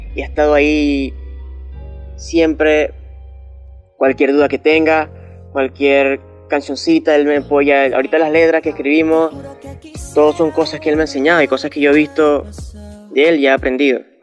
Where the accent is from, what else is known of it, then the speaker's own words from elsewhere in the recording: Barcelona, Anzoátegui, Venezuela; yo nací aquí en Barcelona, eh, estaba en Suategui